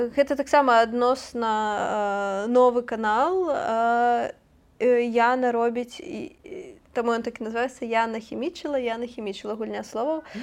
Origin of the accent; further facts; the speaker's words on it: Belarus; мы яго як беларусы